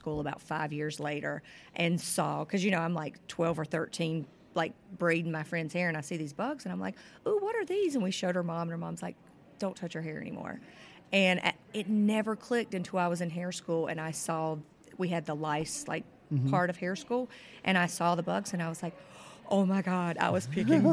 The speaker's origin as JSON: {"language": "English", "region": "southeastern North Carolina", "country": "United States", "tie": "born or raised there", "also_born_or_lived": "Chapel Hill, North Carolina", "lives_now": "Jacksonville, United States", "said": "I'm originally from North Carolina. I grew up on a farm in southeastern North Carolina"}